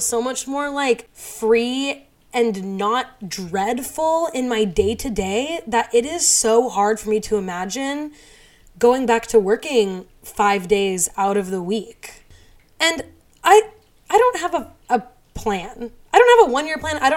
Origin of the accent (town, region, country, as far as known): United States